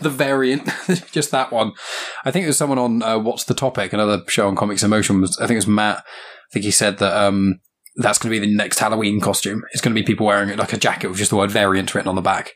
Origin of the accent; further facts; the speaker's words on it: England, United Kingdom; I'm just English